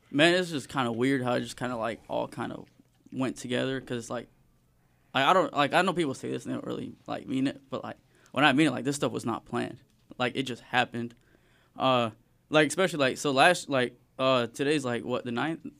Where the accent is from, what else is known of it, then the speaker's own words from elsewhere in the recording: Springdale, Arkansas, United States; also born or lived in Fayetteville, Arkansas; I was born in Fayetteville. I've, like, straight, like, been raised in Springdale my whole life